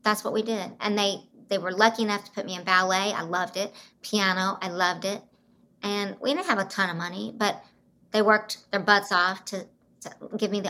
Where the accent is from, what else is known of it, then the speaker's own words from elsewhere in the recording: Broken Arrow, Oklahoma, United States; I grew up in Oklahoma and Broken Arrow outside Tulsa.